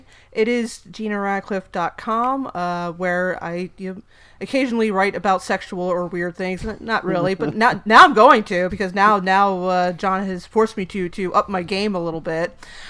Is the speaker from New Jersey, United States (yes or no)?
yes; New Jersey, United States; moved away; I am from New Jersey and went to high school not very far from where Crystal Lake is supposed to take place.